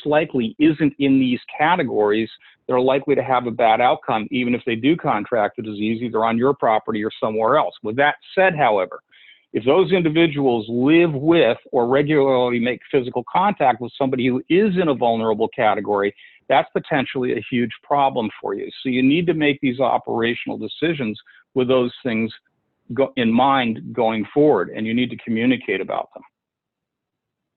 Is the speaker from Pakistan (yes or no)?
no; Massachusetts, United States; my home state of Massachusetts